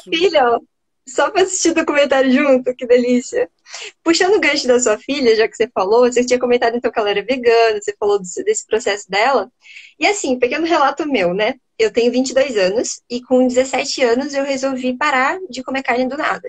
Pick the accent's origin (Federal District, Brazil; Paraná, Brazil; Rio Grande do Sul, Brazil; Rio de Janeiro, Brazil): Paraná, Brazil; Curitiba; Eu sou do sul, eu sou daqui de Curitiba